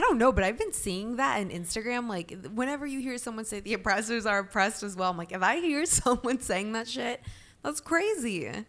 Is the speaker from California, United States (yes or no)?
no; Alpharetta, Georgia, United States; also born or lived in Atlanta; we grew up in Alpharetta, right? Which is very white very privileged